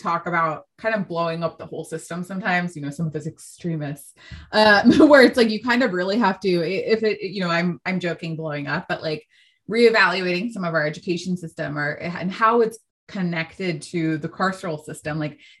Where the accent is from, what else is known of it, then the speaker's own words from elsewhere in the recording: San Francisco, California, United States; I'm from San Francisco